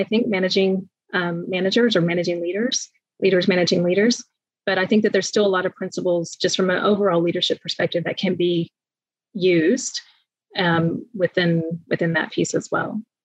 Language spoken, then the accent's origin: English; United States; moved away as an adult; now in New Zealand; I'm moving from the States